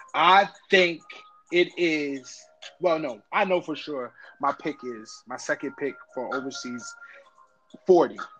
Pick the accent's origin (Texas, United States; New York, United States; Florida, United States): New York, United States; I'm from New York